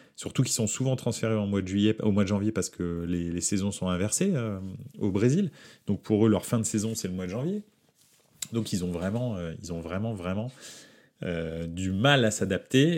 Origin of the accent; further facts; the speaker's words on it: France; je suis français